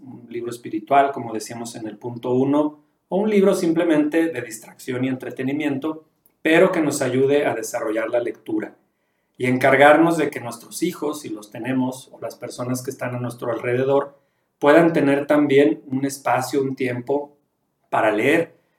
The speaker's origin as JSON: {"language": "Spanish", "town": "León", "region": "Guanajuato", "country": "Mexico", "tie": "born or raised there", "moved": "yes", "lives_now": "Durango, Mexico", "said": "yo vivo en Durango, soy originario de León, Guanajuato"}